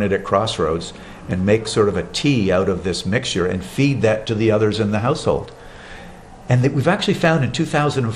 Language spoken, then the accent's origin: English; Montreal, Quebec, Canada; living in growing up in Montreal, Canada